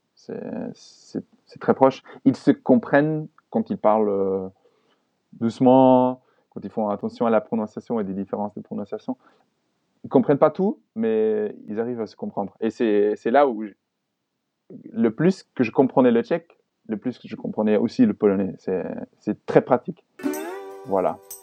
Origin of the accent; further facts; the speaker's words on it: Germany; French is a second language; Ich bin Deutsch